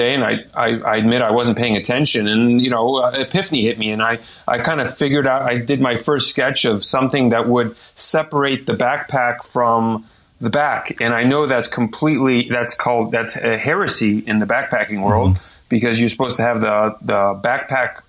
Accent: Texas, United States; also born or lived in France; now in Arizona, United States; I'm originally from Texas

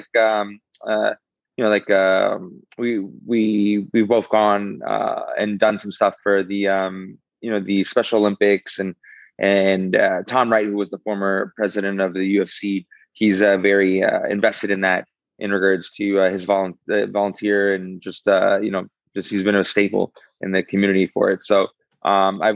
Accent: Canada; I'm Canadian through and through

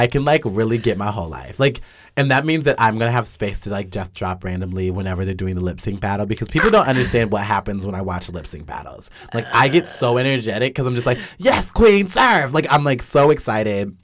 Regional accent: Wichita, Kansas, United States; also born or lived in Lawrence, Kansas; I'm from Wichita.

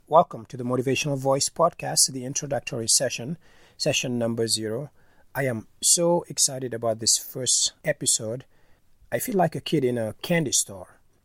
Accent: Senegal; moved away; I'm originally from Senegal

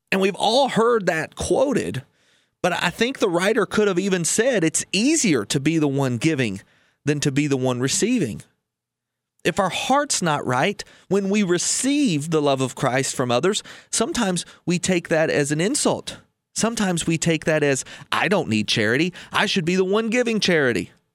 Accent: United States; we as an American public

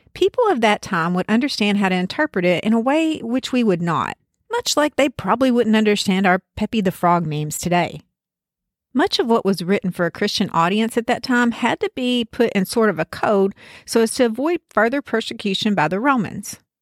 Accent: Deep South, United States; accent: Deep South; you can tell from my accent that I'm from the Deep South, smack in the middle of the Bible Belt, actually.

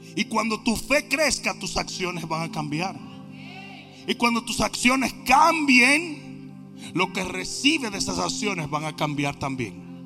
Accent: Dominican Republic; moved away; en mi país, un país maravilloso, usted no podía responderle a su papá y a su mamá

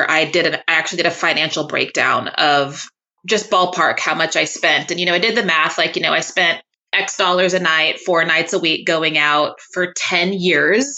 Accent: Waco, Texas, United States; moved away; I'm from Texas. I'm from Waco, Texas.

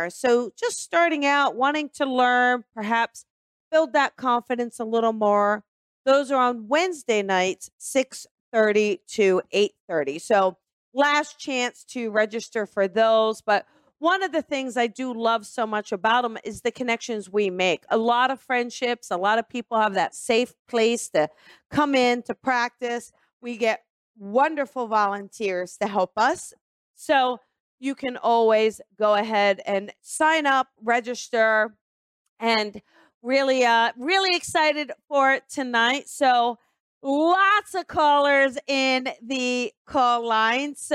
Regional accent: Newark, Delaware, United States; accent: East Coast; No, actually, I'm from Newark, Delaware.

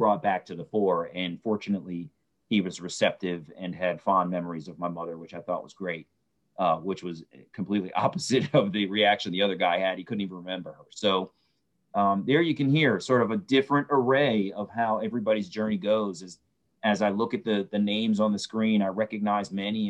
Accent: Baltimore, Maryland, United States; I was born in Baltimore, Maryland

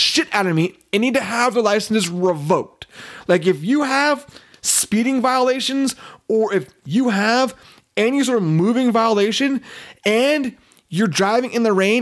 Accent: Petaluma, California, United States; my hometown of Petaluma

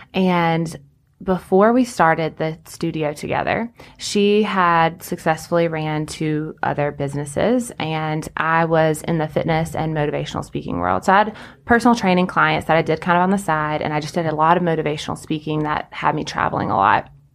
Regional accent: Anderson, South Carolina, United States; I grew up in Anderson

